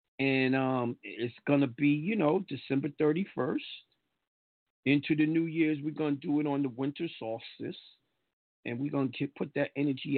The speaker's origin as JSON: {"language": "English", "region": "New York", "country": "United States", "said": "And they be like, oh, how you got that? I'm a New Yorker."}